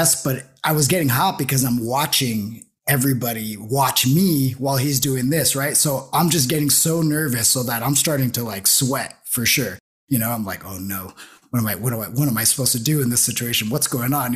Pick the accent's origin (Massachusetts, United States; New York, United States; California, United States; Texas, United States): California, United States; Los Angeles; I was born in Los Angeles